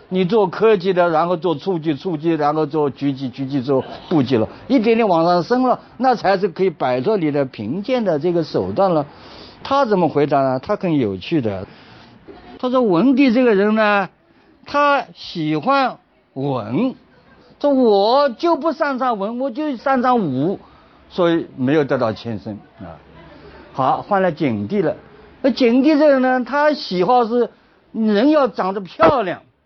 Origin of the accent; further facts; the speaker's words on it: China; 就像我们中国人常常讲的，人要三立。